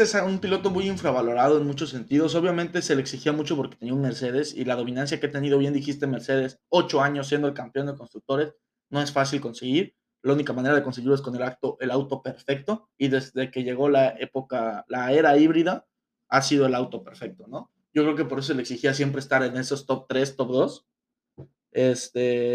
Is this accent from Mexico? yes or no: yes; Mexico; a nosotros como mexicanos